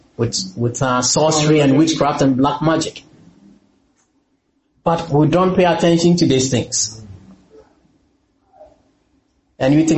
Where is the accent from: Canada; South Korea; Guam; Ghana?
Ghana; moved away as an adult; also born or lived in London; I'm from Ghana